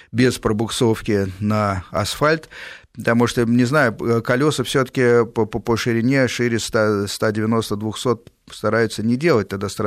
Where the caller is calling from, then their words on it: Lyubertsy, Moscow Oblast, Russia; А, я живу в Люберцах, Подмосковье.